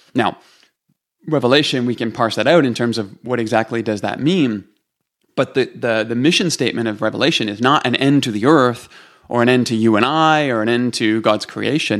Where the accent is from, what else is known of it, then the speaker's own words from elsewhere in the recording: Toronto, Ontario, Canada; moved away as an adult; now in Calgary, Canada; I'm from Canada. I'm from, um, east side of the country in Toronto